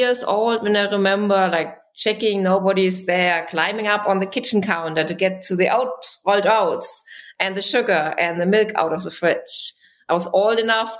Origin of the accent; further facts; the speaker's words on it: Germany; English is a second language; moved away; I grew up in Germany